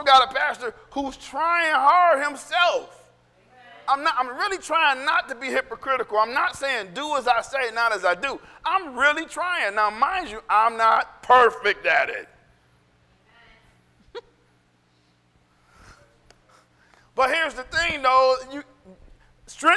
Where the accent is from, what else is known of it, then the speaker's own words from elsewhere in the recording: United States; I'm an American